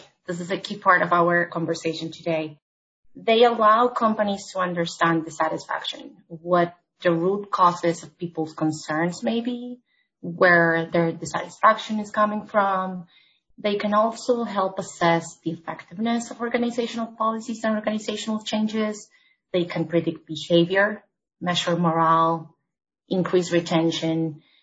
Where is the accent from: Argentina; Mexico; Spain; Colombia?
Argentina; moved away as an adult; now in New York City, United States; I'm originally from Argentina, where I started my career in HR.